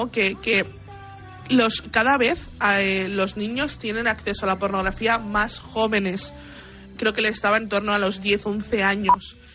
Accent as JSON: {"language": "Spanish", "region": "Buenos Aires", "country": "Argentina", "said": "en Cabá, que es donde, de donde yo soy, está hay un edificio que se llama La Casa Gran"}